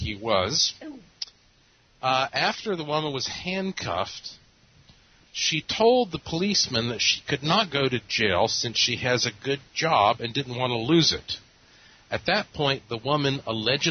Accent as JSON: {"language": "English", "town": "Asheville", "region": "North Carolina", "country": "United States", "tie": "born or raised there", "said": "Asheville is my hometown"}